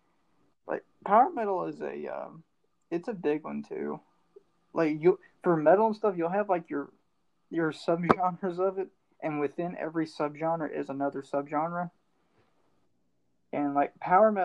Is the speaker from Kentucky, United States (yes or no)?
yes; Kentucky, United States; moved away; I'm from Kentucky, so it's all bluegrass stuff there